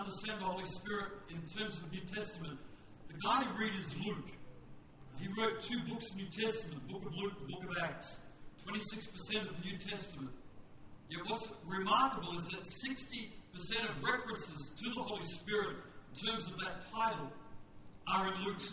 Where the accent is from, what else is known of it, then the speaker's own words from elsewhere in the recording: Western Australia, Australia; I'm from West Australia.